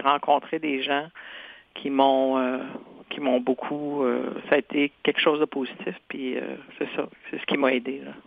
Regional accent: Senneterre, Quebec, Canada; first language Cree; French is a second language; je suis né à Santerre et j'ai fait mes études primaires, secondaires à Sainte-Terre.

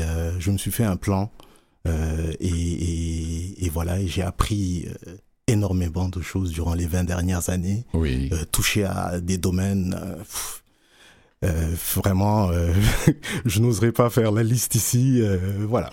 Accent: Dakar, Senegal; moved away as an adult; also born or lived in Sherbrooke, Quebec, Canada; now in Montreal, Canada; je suis né à Sherbrooke, j'ai grandi à Dakar.

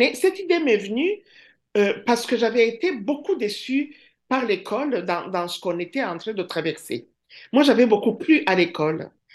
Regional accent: Rwanda; first language Kinyarwanda; French is a second language; moved away as an adult; now in Rimouski, Canada; j'étais partie du Rwanda

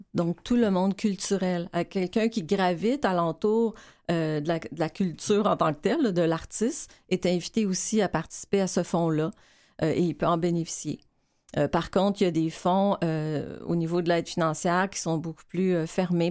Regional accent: Quebec, Canada; on est québécois.

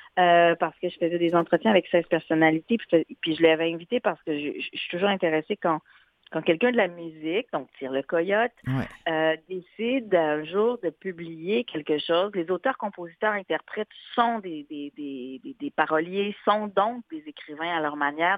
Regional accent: Morocco; mon identité marocaine, et eh ben, tant mieux, je suis marocaine

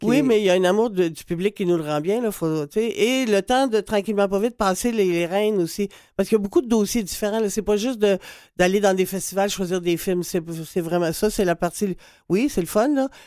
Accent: Quebec, Canada; chez nous, au Québec

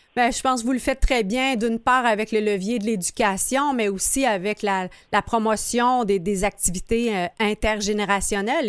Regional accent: Quebec, Canada; en tant que Québécois

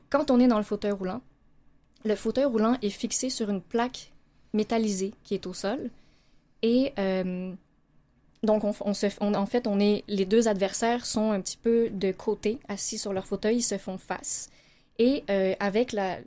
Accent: Laval, Quebec, Canada; on a grandi euh, à Laval

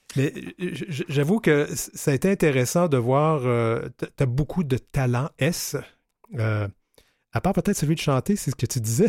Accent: Quebec City, Quebec, Canada; moved away; je viens de Québec. Euh, je ne voudrais pas parler en mal de ma ville natale

